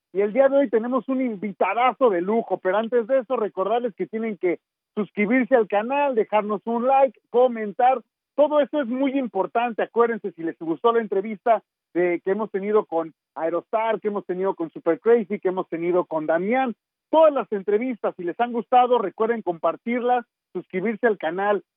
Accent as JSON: {"language": "Spanish", "region": "Mexico City", "country": "Mexico", "also_born_or_lived": "New York", "moved": "as an adult", "said": "salí de la Ciudad de México, pero para mí llegar a Nueva York"}